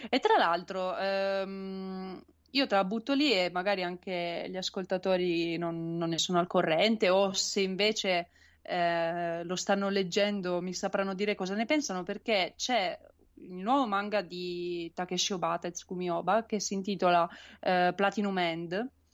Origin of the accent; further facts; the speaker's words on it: Turin, Piedmont, Italy; io sono di Torino